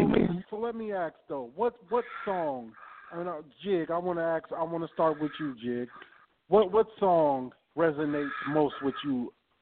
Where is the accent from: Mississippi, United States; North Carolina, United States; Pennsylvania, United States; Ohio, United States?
Mississippi, United States; Greenville; I'm from Sippy too. I'm from Greenville.